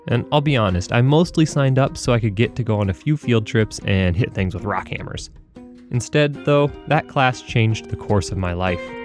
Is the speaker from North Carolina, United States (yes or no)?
yes; North Carolina, United States; moved away as an adult; also born or lived in southern Minnesota; I grew up in North Carolina, and I thought we had it all there with mountains to the west and oceans